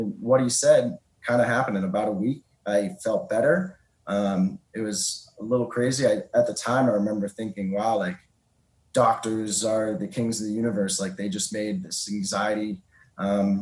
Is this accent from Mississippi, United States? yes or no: no; Boston, Massachusetts, United States; I'm from the Boston area